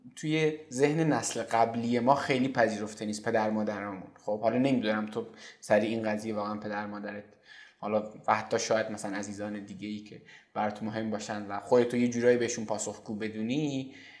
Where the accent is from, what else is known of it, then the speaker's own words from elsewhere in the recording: Iran; ما توی این آب و خاک به دنیا اومدیم